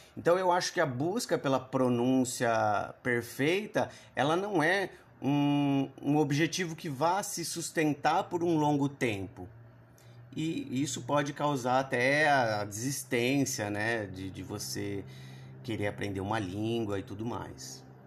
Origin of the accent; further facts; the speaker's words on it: Brazil; eu vivo aqui, nasci e cresci no Brasil